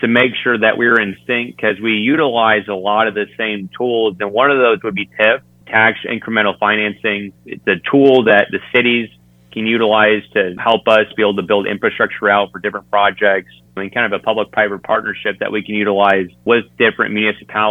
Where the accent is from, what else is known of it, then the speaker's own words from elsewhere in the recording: Mount Pleasant, Iowa, United States; I'm originally from Mount Pleasant, Iowa, served my home district for 4 years there.